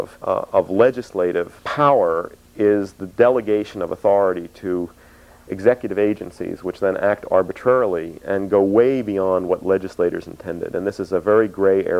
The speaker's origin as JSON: {"language": "English", "town": "Philadelphia", "region": "Pennsylvania", "country": "United States", "tie": "born or raised there", "also_born_or_lived": "Boston", "moved": "yes", "said": "I was an Easterner, I came from the Northeast, I was born in Philadelphia and went to school in Boston"}